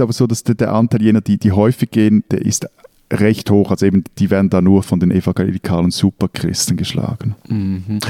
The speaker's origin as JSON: {"language": "German", "country": "Switzerland", "said": "bei uns in der Schweiz"}